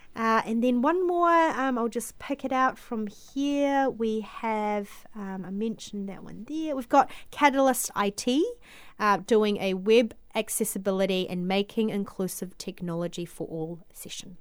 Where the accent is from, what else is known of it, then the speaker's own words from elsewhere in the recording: Auckland, New Zealand; moved away as an adult; also born or lived in Guangzhou, China; now in Christchurch, New Zealand; migrated to New Zealand when I was seven in 1997.